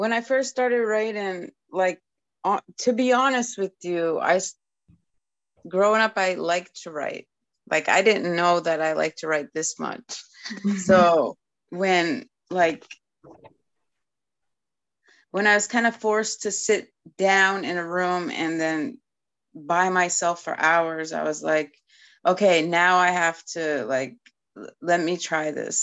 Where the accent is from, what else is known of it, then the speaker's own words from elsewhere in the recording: Eskasoni, Nova Scotia, Canada; first language Mi'kmaq; English is a second language; now in Maine, United States; I grew up in Nova Scotia on a reservation called Eskasoni